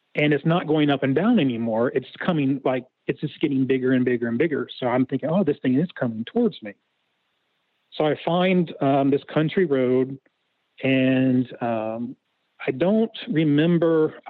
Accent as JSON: {"language": "English", "region": "Ohio", "country": "United States", "said": "I'm from Ohio"}